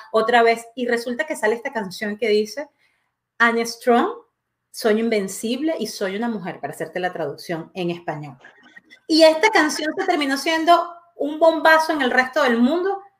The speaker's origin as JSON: {"language": "Spanish", "country": "Venezuela", "tie": "born or raised there", "moved": "as an adult", "lives_now": "Quebec, Canada", "said": "yo nací en Venezuela y, evidentemente eh, viví 29 años de mi vida en Venezuela"}